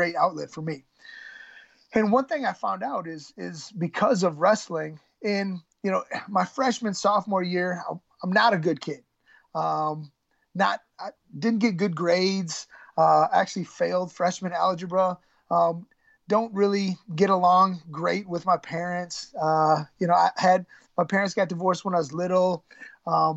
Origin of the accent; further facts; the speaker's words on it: Michigan, United States; I'm growing up in Michigan